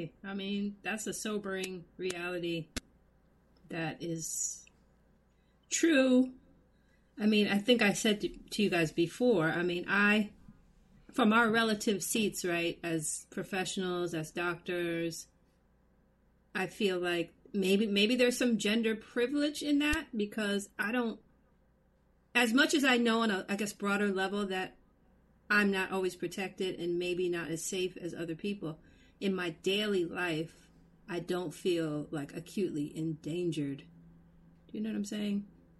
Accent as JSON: {"language": "English", "country": "United States", "said": "as American women"}